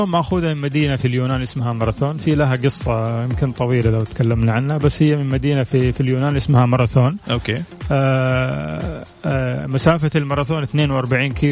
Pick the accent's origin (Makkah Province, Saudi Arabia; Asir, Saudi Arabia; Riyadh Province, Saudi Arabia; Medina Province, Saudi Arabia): Makkah Province, Saudi Arabia; Jeddah; born there; من مواليد مدينة جدة يعني ما هو من مكان ثاني